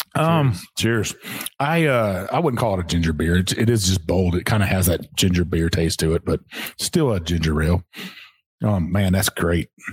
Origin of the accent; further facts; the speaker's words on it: Texas, United States; now in Kentucky, United States; this is Kentucky. It's it's home now. Um, I'm not originally from here. I'm from Texas